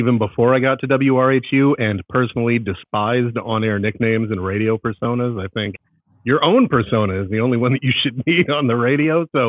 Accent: Stamford, Connecticut, United States; moved away as an adult; I grew up in the New York City area in Stamford, Connecticut, listening to WFAN sports radio and 1010 Winds and all these other radio stations.

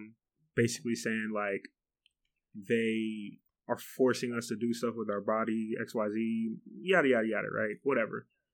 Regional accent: United States; I'm afraid of losing my rights as an American.

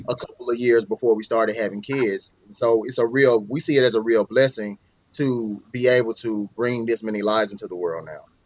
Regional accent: Mississippi, United States; moved away as an adult; now in Arizona, United States; I'm from Mississippi originally, but I'm here in Arizona now

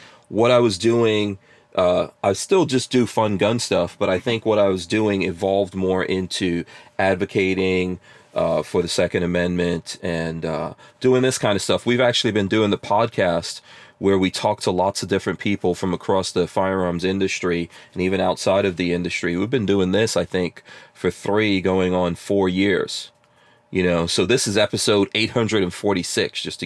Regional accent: New York City, New York, United States; moved away as an adult; also born or lived in New Jersey; I was born outside of America. And when my family came here, we grew up in New York City

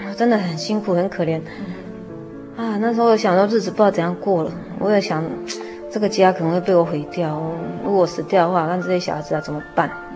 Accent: Zhunan, Miaoli County, Taiwan; 以前是住在，呃， 苗栗县竹南镇，啊。农凤里那边。从小是在那个传统的信仰家庭里长大的

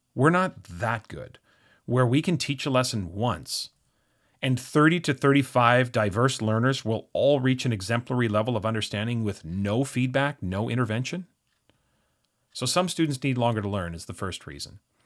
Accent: Canada; being Canadian

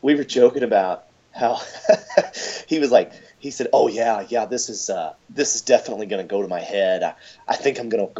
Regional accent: Louisville, Kentucky, United States; moved away as an adult; now in Greenwood, United States; I was born and raised in Louisville, Kentucky. I was there for 25 years

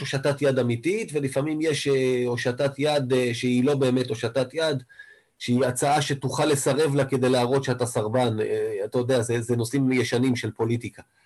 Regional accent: Israel; אני קודם כל כישראלי

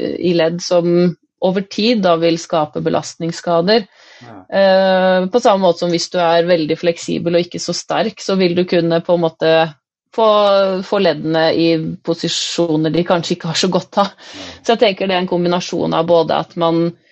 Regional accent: Nittedal, Akershus, Norway; moved away as an adult; now in Nord-Odal, Norway; Jeg kom jo fra Nittedal, som er en drøy time fra Nord-Odal.

